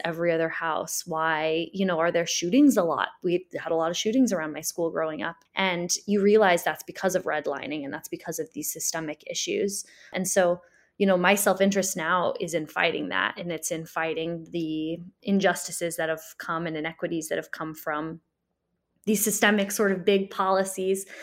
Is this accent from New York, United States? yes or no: no; Springfield, Illinois, United States; I grew up in Springfield and we know Springfield is one of the most segregated cities in the Midwest